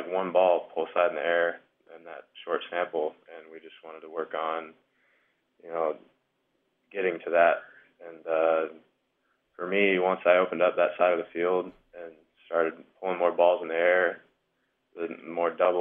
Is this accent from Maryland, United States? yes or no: no; Omaha, Nebraska, United States; growing up in Omaha